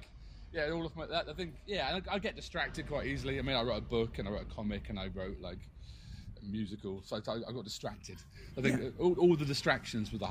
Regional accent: Bournemouth, South West England, United Kingdom; also born or lived in South London; I'm from Bournemouth, south of England, but we're part of that South London scene for a long time

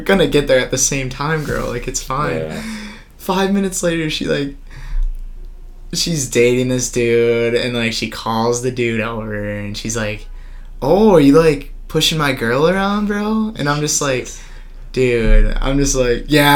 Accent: Oshkosh, Wisconsin, United States; I'm from Oshkosh

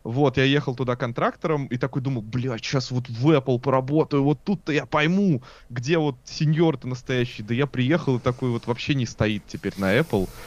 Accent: Gorelovo, Saint Petersburg, Russia; я такой петербуржец, который вырос на окраине, я вырос в Горелово.

